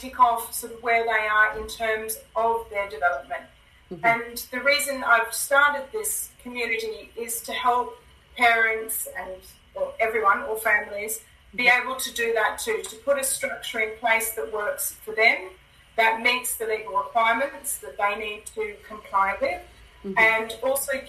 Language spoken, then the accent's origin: English; Australia; also born or lived in Hong Kong; now in United Kingdom; I'm actually from Australia, but I live in the UK, and we lived in Hong Kong for a little while.